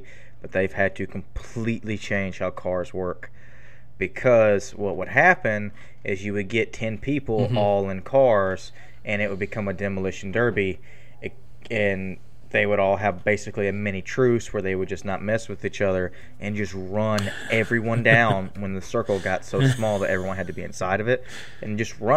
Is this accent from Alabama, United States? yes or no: no; Lexington, Texas, United States; accent: Southern, Texan; now in Brenham, United States; I'm originally from a little town in Texas called Lexington